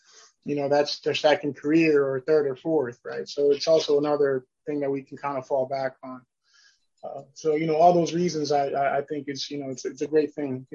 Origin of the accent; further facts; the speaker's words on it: New York, United States; moved away; I'm originally from New York